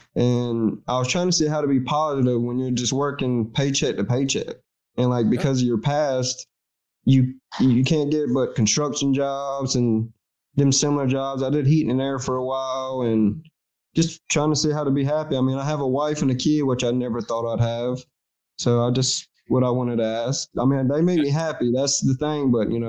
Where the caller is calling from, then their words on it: North Carolina, United States; North Carolina.